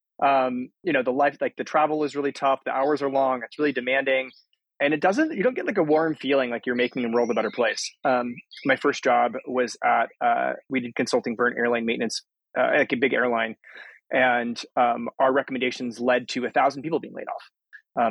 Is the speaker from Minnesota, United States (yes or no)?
no; Aurora, Colorado, United States; I grew up in Aurora, Colorado.